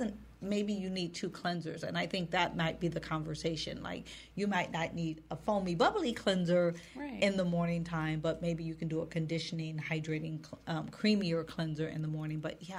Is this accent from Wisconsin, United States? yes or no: yes; Wisconsin, United States; also born or lived in Minnesota; because I'm from Wisconsin and Minnesota